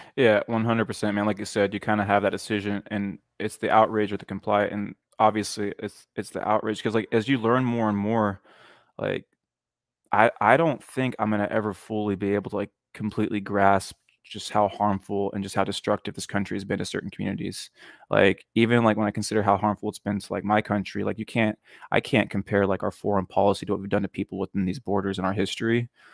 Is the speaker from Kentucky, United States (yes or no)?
no; near Sacramento, California, United States; I grew up in a town that is pretty religious